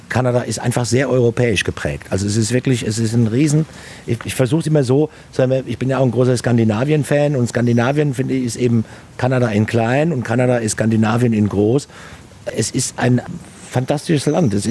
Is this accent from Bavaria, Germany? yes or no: yes; Obernburg, Bavaria, Germany; also born or lived in Aschaffenburg; Ja, weil ich dort aufgewachsen bin. Ich bin zwar in Aschaffenburg geboren, äh, mein Elternhaus äh, steht in Obernburg.